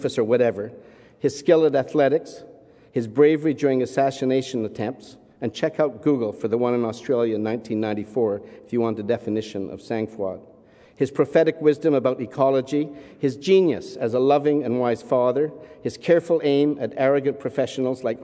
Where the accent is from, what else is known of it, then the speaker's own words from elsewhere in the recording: Canada; we're Canadian